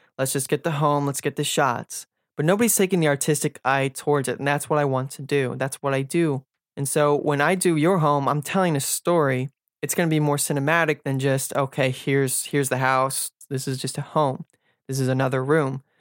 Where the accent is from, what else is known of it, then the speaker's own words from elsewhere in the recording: Silver Spring, Maryland, United States; I was born and raised in Silver Spring, Maryland, and basically lived here my entire life.